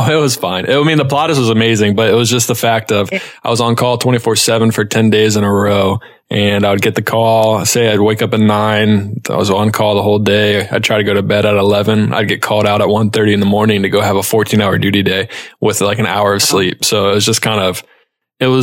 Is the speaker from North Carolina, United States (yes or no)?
yes; Charlotte, North Carolina, United States; also born or lived in Ohio; I went back to my hometown of Charlotte, North Carolina